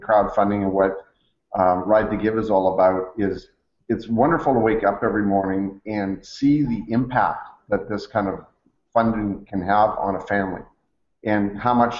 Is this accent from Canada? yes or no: yes; Canada; I'm Canadian